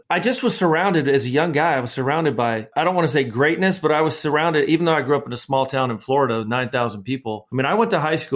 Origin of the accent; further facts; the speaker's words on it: Campbeltown, Scotland, United Kingdom; also born or lived in Greenock; so Greenock green ock is where i was born but i was raised in Campbeltown which is on the Mull of Kintyre a very small town boatyards fishing